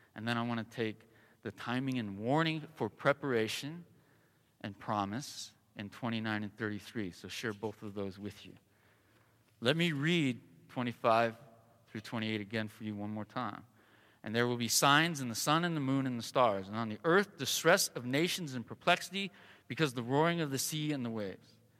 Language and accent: English; Southern California, United States; also born or lived in Colorado; now in Arizona, United States; I was born and raised in Southern California